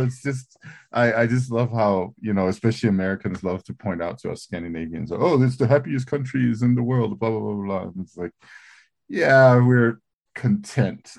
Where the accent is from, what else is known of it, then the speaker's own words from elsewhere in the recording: Greenland; I, I, I grew up in Greenland